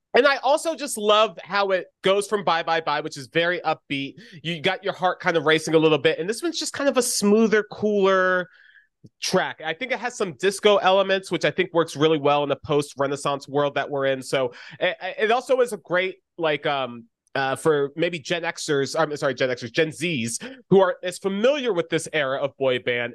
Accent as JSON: {"language": "English", "town": "Orlando", "region": "Florida", "country": "United States", "tie": "born or raised there", "said": "Speaking from Orlando"}